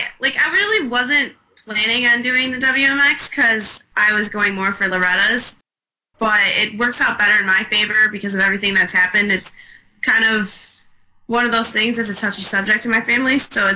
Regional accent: Chesterfield, Michigan, United States; I'm from Chesterfield, Michigan.

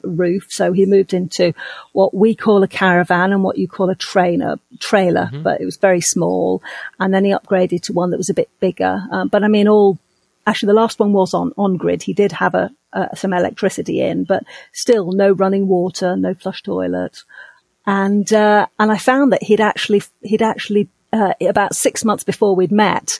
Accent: United Kingdom; now in Dominican Republic; I'm a Brit. I'm originally from the UK

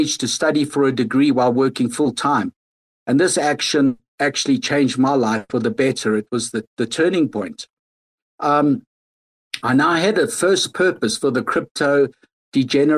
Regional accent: South Africa; moved away; I'm originally from South Africa

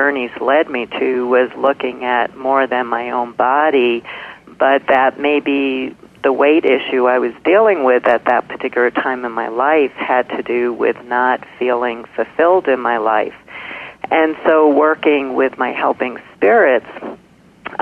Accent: New York City, New York, United States; when I was pretty little, again, growing up in Brooklyn

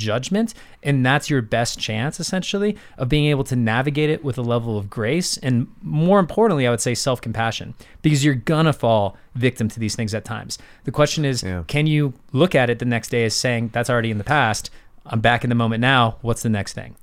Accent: St. Petersburg, Florida, United States; I grew up in St. Pete, Florida

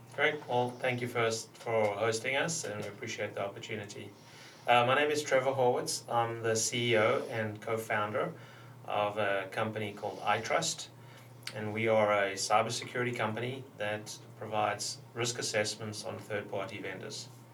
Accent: South Africa; moved away; growing up in South Africa

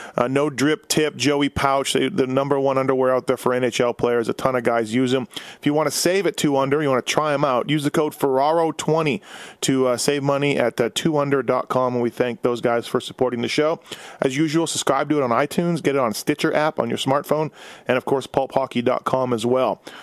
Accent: Winnipeg, Manitoba, Canada; I grew up in Winnipeg, so we didn't have a, we had a lot of flat, cold

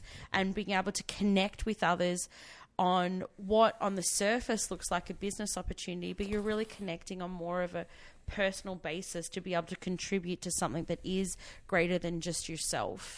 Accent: Victoria, Australia; I was from Victoria, so I had VCE, which is the Victorian Certificate of Education

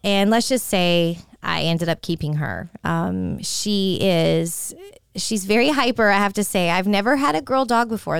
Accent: San Francisco, California, United States; I do like the San Francisco forty-niners a lot because they're, you know, my hometown.

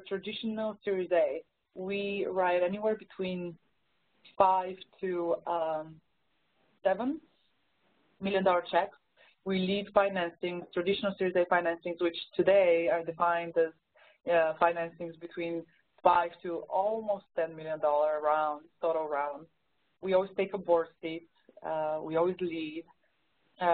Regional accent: Bulgaria; accent: Bulgarian; English is a second language; moved away as an adult; now in United States; originally I'm from Bulgaria. That's the accent you're probably detecting.

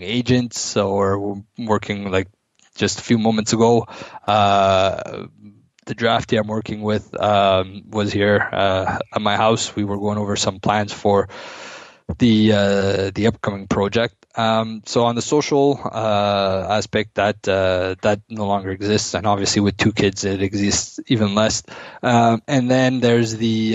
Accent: Ottawa, Ontario, Canada; born and raised in Ottawa

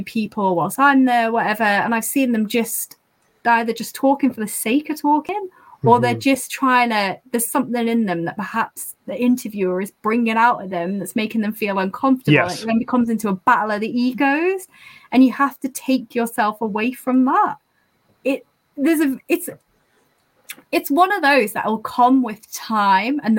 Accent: the north of England, United Kingdom; accent: northern; having a northern accent

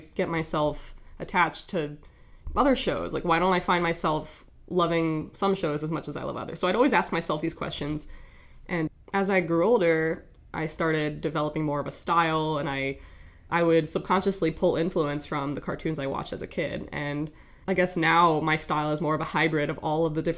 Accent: Woodbury, New York, United States; moved away as an adult; also born or lived in Rochester, New York; I'm from a town called Woodbury, New York, and that's in the Long Island area. So I grew up around there

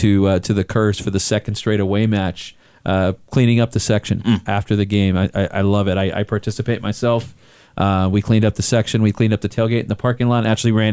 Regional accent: Chester, North West England, United Kingdom; moved away as an adult; now in New Mexico, United States; I grew up in England, so I grew up around the FA Cup, and Liverpool, as you well know, is my Premier League team, but my hometown team was Chester City FC

